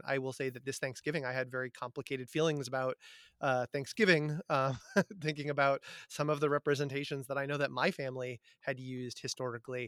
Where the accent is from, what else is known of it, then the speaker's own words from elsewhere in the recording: Amherst, Massachusetts, United States; I grew up in Amherst, Massachusetts